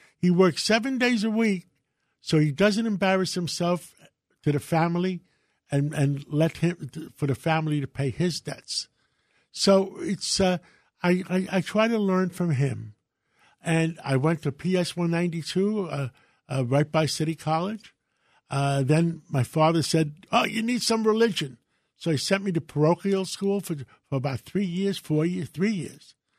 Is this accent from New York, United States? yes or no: yes; New York, United States; also born or lived in Greece; I was born in Greece. Uh, my father was a lighthouse keeper. Uh, we, his brothers helped, helped him come to America. I was six months old. We lived on one hundred thirty-fifth Street, uh, right in, uh, Spanish Harlem